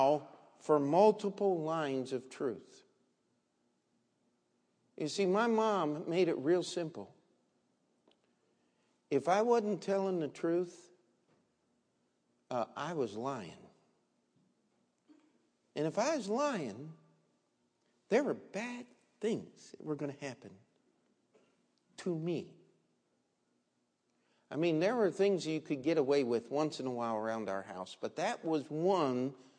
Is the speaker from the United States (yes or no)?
yes; Maryland, United States; I was a kid growing up in Maryland, in the state of Maryland